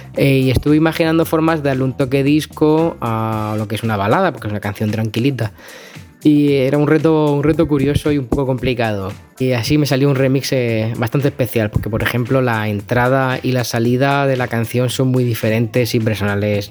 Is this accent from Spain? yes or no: yes; Murcia, Region of Murcia, Spain; soy de Murcia. Y nada, soy muy conocido por aquí, por el Levante.